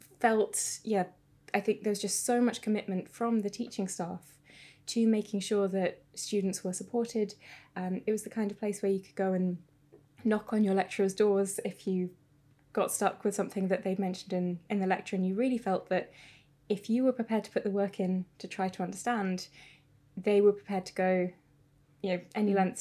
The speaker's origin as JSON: {"language": "English", "area": "South Lincolnshire", "region": "East Midlands", "country": "United Kingdom", "moved": "yes", "lives_now": "Cambridge, United Kingdom", "said": "I am originally from South Lincolnshire, so not far from Cambridge."}